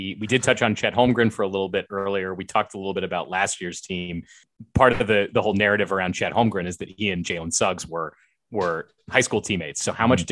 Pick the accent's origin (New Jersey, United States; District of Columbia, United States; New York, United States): District of Columbia, United States; Washington; I'm from the Washington, D.C. area